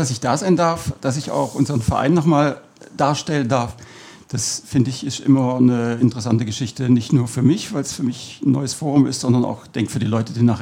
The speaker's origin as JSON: {"language": "German", "town": "Cologne", "region": "North Rhine-Westphalia", "country": "Germany", "tie": "born there", "also_born_or_lived": "Southern Germany", "lives_now": "Detting, Germany", "said": "Ich bin zwar in Köln geboren, und bin dann quer durch Süddeutschland eigentlich umgezogen immer wieder und bin dann in Detting hängen geblieben"}